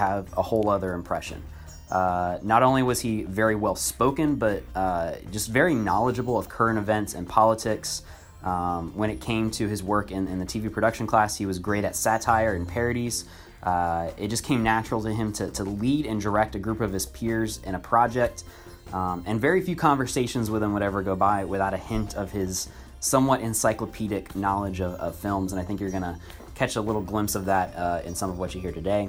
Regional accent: Lakeland, Florida, United States; moved away; I went back to my hometown of Lakeland, Florida

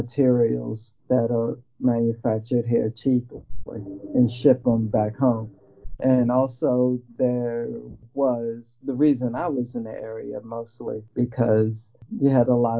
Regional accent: United States; moved away as an adult; now in China; I'm an American of African and Chinese ancestry.

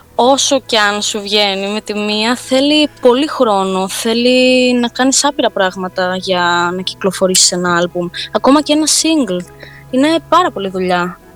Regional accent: Rhodes, South Aegean, Greece; σε νησί που γεννήθηκα

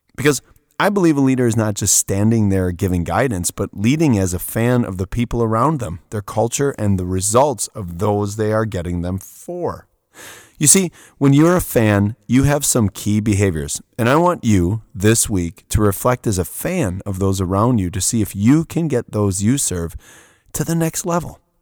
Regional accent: Wisconsin, United States; I'm coming from Wisconsin.

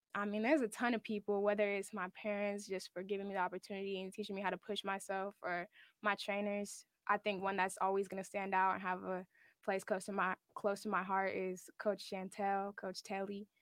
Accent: Sacramento, California, United States; in my hometown

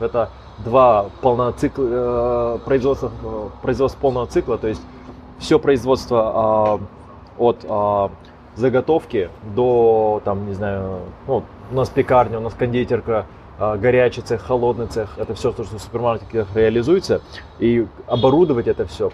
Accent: Almaty, Kazakhstan; moved away as an adult; now in Astana, Kazakhstan; Исторически мы как бы из Аста-, из Алматы в Астане как бы пожили какое-то время

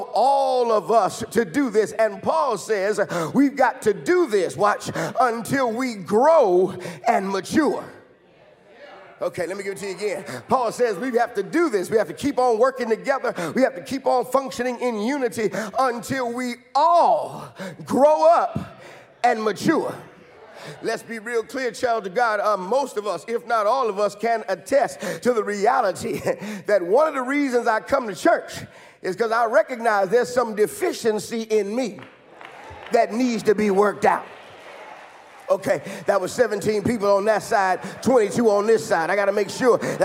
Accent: Chicago, Illinois, United States; when Pastor Wesley and I were growing up in Chicago

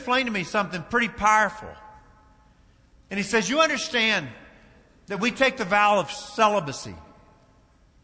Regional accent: Kentucky, United States; I was raised in this little town in Kentucky

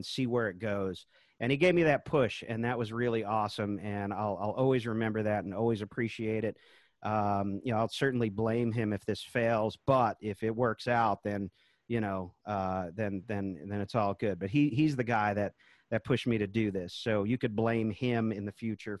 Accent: Charlottesville, Virginia, United States; here in my hometown now, Charlottesville, Virginia.

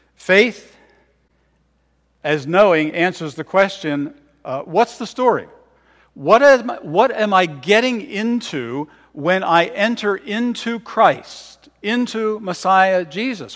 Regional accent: Philadelphia, Pennsylvania, United States; also born or lived in Bedminster, Bucks County, Pennsylvania; I was born in Philadelphia, grew up there for a time, and when I was eleven years old, uh, my family moved to Bedminster, Bucks County

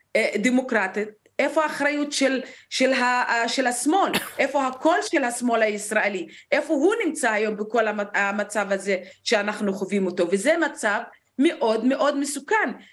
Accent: Negev, Southern District, Israel; כמישהי שנולדה למשפחה בדואית בנגב

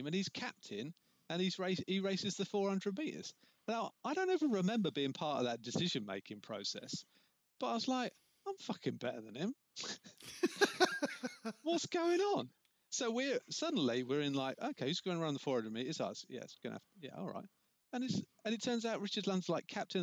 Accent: River, South East England, United Kingdom; I grew up in River outside Dover.

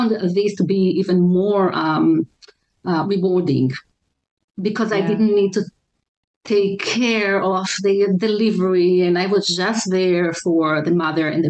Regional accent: Israel; moved away as an adult; also born or lived in Maryland; now in United States; I was born and raised in Israel

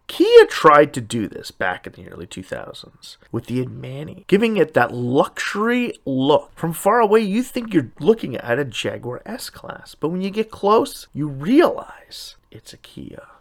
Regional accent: Canada; my home country

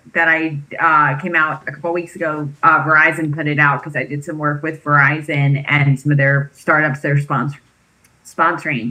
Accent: East Coast, United States; now in California, United States; I grew up on the East Coast.

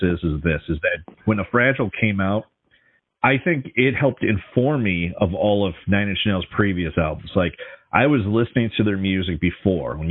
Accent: Minnesota, United States; Grew up in Minnesota in the metro area

